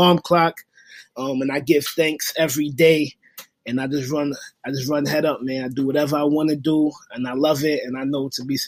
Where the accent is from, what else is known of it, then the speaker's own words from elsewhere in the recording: New York City, New York, United States; I'm from Brooklyn, New York